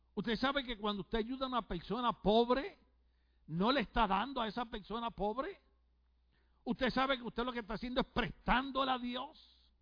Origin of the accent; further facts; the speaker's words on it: Puerto Rico; moved away; decimos en mi país